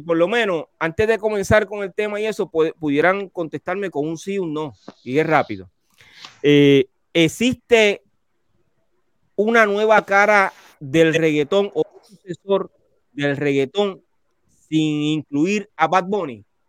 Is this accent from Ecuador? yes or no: no; Carolina, Puerto Rico; Richie y, yo, yo somos de Carolina